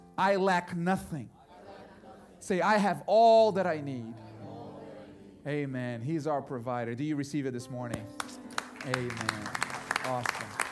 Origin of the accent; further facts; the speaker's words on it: Brazil; moved away; I grew up in Brazil